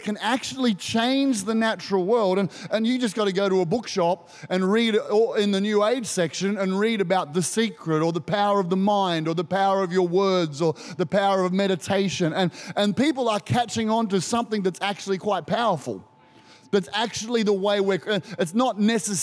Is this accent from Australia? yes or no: yes; Australia